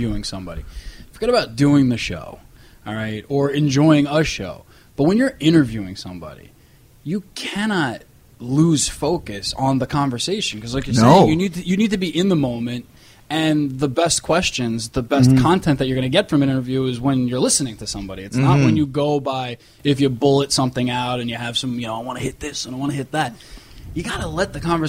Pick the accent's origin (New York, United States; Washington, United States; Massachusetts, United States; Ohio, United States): New York, United States; New York City; accent: New York; I'm a New Yorker. I got the accents